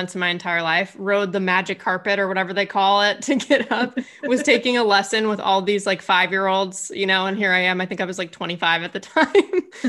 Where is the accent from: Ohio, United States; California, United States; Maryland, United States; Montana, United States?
California, United States; Southern; I'm from Southern California